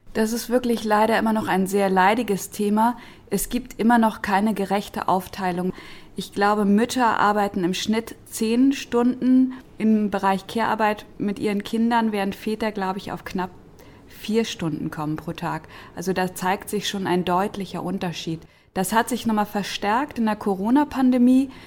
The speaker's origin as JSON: {"language": "German", "region": "Berlin", "country": "Germany", "said": "in Berlin-Kreuzberg, wo ich herkomme"}